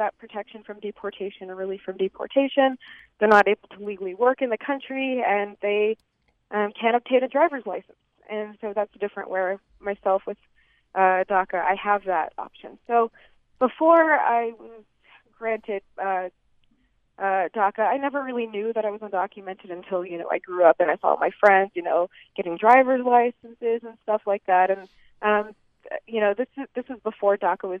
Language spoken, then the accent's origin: English; Boston, Massachusetts, United States; now in Utah, United States; I grew up in Boston